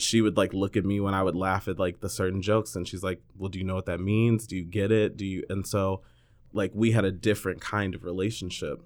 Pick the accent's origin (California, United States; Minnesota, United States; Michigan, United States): California, United States; north of San Francisco, Northern; I'm from Northern California, north of, uh, San Francisco. I was always the token black kid